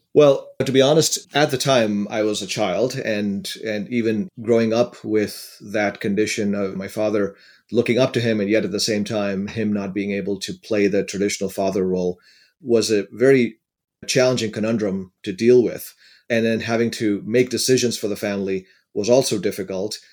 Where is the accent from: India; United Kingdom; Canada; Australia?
India; now in United States; I grew up in India in a relatively poor family, And I had the good fortune of being able to come to the United States